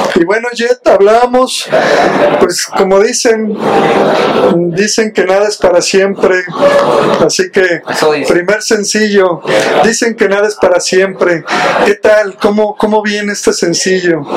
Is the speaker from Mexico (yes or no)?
yes; Mexico; Nos juntamos para celebrar como buenos mexicanos